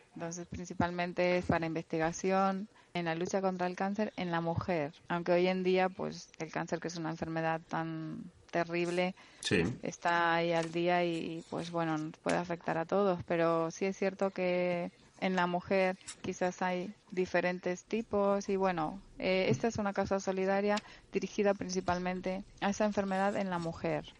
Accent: La Palma, Canary Islands, Spain; accent: Canarian; moved away as an adult; allí he nacido, crecido y tengo pues mis amigos de toda

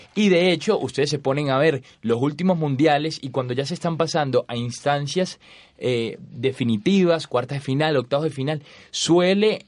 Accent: Venezuela; aunque soy venezolano

